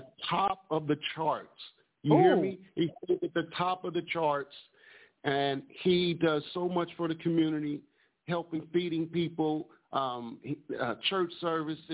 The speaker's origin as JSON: {"language": "English", "town": "Detroit", "region": "Michigan", "country": "United States", "tie": "born or raised there", "also_born_or_lived": "Altadena, California", "moved": "yes", "lives_now": "Pasadena, United States", "said": "I'm from Detroit, Michigan, so I was born in Michigan."}